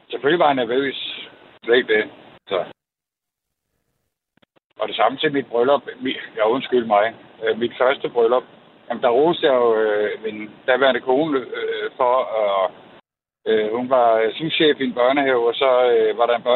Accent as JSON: {"language": "Danish", "town": "Copenhagen", "region": "Capital Region of Denmark", "country": "Denmark", "moved": "yes", "lives_now": "Jutland, Denmark", "said": "nu er jeg fra København, men jeg har boet i, i Jylland i 27 år."}